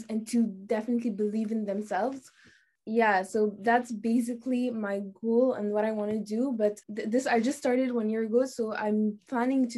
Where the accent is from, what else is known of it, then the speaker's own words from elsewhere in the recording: Tunisia; now in Bahrain; I'm from Tunisia, and I'm a student at the French International School of Bahrain in grade 10